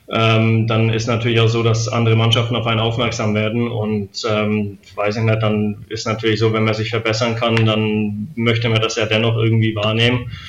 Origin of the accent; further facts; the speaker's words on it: Lichtenfels, Bavaria, Germany; also born or lived in Weißenfels; ich bin ja ähm, in Weißenfels geboren und aufgewachsen, aber in, äh, in Oberfranken, in Lichtenfels, also das ist in der Nähe von Bamberg.